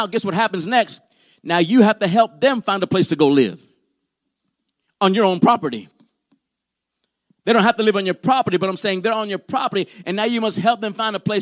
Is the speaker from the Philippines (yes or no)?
no; Puerto Rico; I was born in Puerto Rico, and my grandmother and them, they like to practice brujeria and santeria